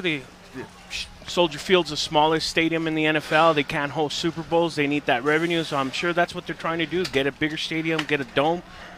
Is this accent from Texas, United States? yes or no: yes; El Paso, Texas, United States; moved away; I'm originally from El Paso